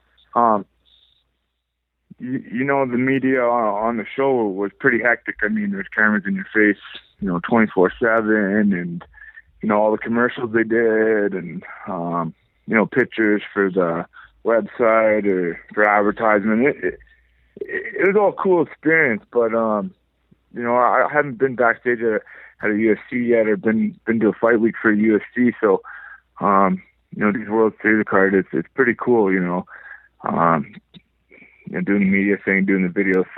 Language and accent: English; Powell River, British Columbia, Canada; also born or lived in Vancouver, British Columbia / Delta, British Columbia; I was born and raised in Powell River, British Columbia.